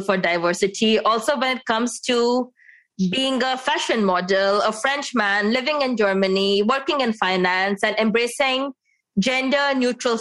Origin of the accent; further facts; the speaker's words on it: India; moved away as an adult; also born or lived in France; so I come from India